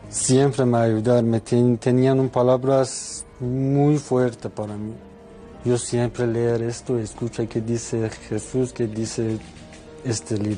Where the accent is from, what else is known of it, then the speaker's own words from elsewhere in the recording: Iran; Spanish is a second language; moved away as an adult; now in Spain; soy de Irán.